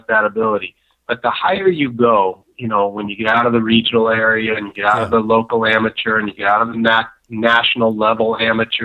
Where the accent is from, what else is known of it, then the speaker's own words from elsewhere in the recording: Southern California, United States; I was born and raised in Southern California